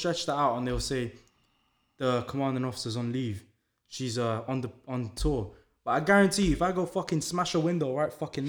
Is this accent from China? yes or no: no; London, United Kingdom; So obviously, you can tell from my accent, I grew up in London.